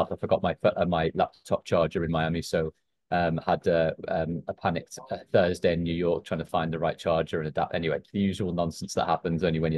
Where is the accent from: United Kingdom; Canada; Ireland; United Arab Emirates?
United Kingdom; Liverpool, North West England; I grew up in Liverpool as a big Liverpool fan